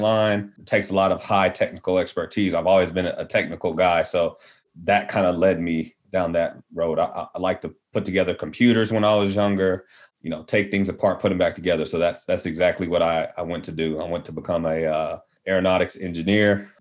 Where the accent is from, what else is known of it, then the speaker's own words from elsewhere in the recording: Midland, Texas, United States; also born or lived in Fort Worth, Texas; I was born in West Texas, Midland to be exact. So Friday Night Lights was you know my my real life. I saw I knew some of those guys growing up. Moved to Fort Worth